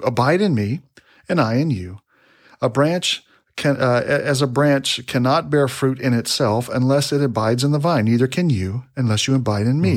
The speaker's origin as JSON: {"language": "English", "region": "Texas", "country": "United States", "said": "we're from Texas. You know, we're down here in Texas"}